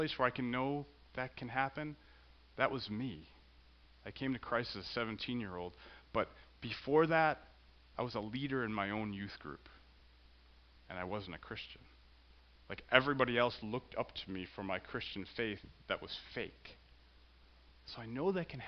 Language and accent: English; Central Illinois, United States; I grew up in Central Illinois